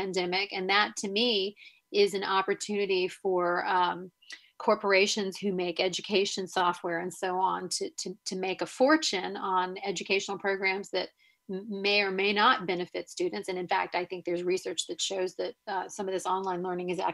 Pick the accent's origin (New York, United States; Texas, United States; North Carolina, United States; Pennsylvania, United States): North Carolina, United States; Raleigh; I grew up in Raleigh, North Carolina in the 70s and 80s.